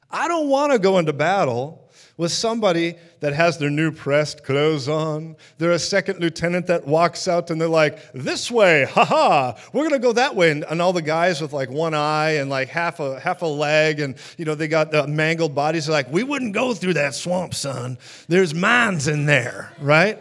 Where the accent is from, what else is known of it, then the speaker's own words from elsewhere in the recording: Minneapolis, Minnesota, United States; I'm from Minneapolis, Minnesota